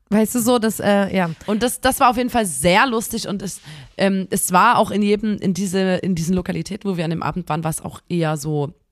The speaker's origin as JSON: {"language": "German", "country": "Germany", "said": "so wir sind Deutsche"}